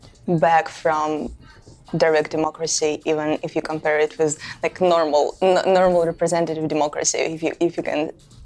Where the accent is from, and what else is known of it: Russia